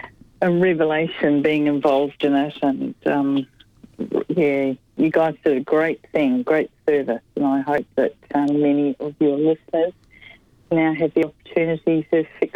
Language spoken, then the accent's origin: English; Wellington, New Zealand; now in Melbourne, Australia; I came from Wellington in New Zealand about 25 years ago